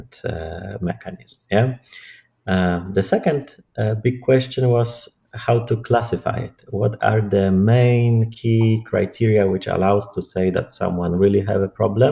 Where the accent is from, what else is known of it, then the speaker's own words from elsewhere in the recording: Warsaw, Masovian Voivodeship, Poland; English is a second language; moved away as an adult; I'm originally from Poland, Warsaw, and I graduated from clinical psychology there